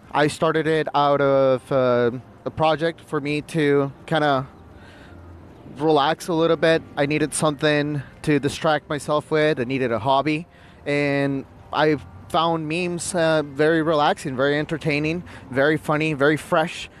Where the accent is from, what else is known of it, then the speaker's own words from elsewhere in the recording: Quito, Pichincha, Ecuador; now in United States; I was born in Quito, which is the capital